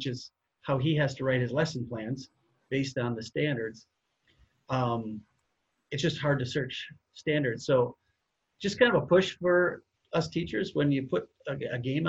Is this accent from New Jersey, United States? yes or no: no; Minnesota, United States; we're both from Minnesota and teach there